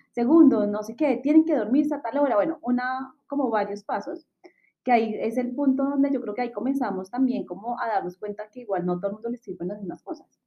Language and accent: Spanish; Bogotá, Colombia; also born or lived in Chile; las dos somos hermanas, somos de Bogotá, Colombia